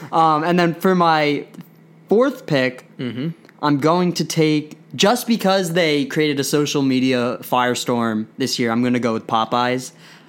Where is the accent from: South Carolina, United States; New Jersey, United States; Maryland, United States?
New Jersey, United States; I'm from New Jersey